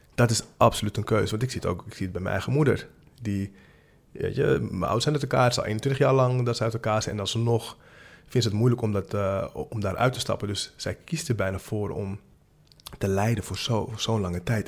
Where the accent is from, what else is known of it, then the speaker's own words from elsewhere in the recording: Amsterdam, North Holland, Netherlands; ik kom uit Amsterdam-Zuid